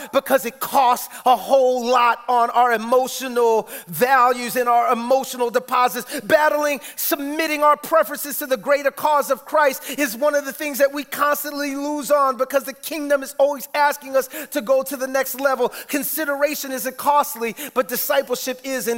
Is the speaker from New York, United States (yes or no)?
yes; New York City, New York, United States; I'm from the Bronx